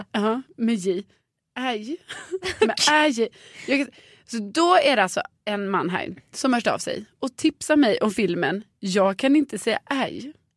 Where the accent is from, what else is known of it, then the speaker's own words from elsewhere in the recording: Skåne, Sweden; accent: Scanian (skånska); now in Stockholm, Sweden; jag pratar skånska va?